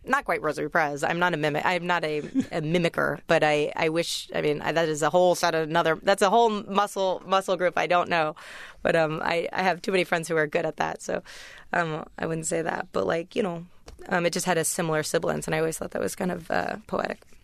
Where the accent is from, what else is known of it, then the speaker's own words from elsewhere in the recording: United States; accent: American; also born or lived in England; I was the only American at my college